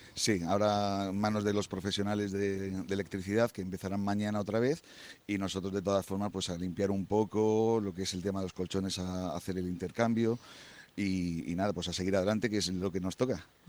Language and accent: Spanish; Murcia, Region of Murcia, Spain; la tienda es de aquí del pueblo, somos de aquí de Murcia